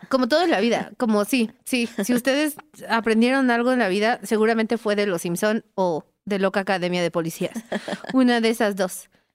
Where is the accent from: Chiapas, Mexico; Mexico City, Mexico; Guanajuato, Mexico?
Mexico City, Mexico; yo soy de Iztapalapa